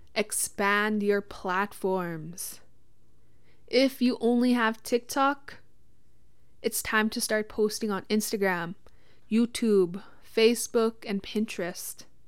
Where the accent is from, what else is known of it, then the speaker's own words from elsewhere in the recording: Witchekan Lake First Nation, Saskatchewan, Canada; I'm from Wichita Lake First Nation.